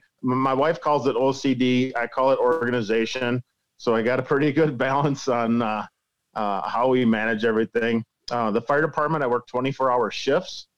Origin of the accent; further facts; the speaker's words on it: Lake Koshkonong, Rock River, Wisconsin, United States; I grew up on the Lake Koshkonong Rock River system, which is our home waters, about 2 miles away from my house.